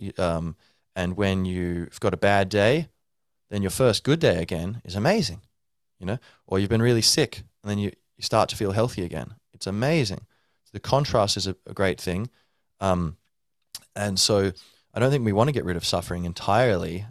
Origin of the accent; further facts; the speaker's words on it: Ireland; I'm like Irish